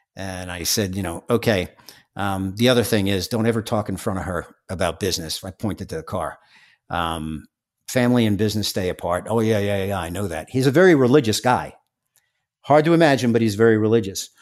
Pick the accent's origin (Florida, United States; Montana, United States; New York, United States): New York, United States; New York City; I'm from Staten Island